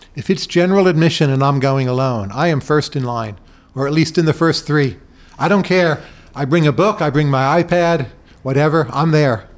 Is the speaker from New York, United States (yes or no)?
no; Bergen County, New Jersey, United States; moved away; Growing up in New Jersey, Bergen County